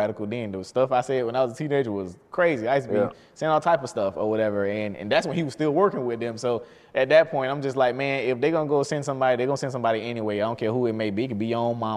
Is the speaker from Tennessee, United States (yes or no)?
no; Albany, Georgia, United States; I was born in Albany, Georgia, born and raised, so were my parents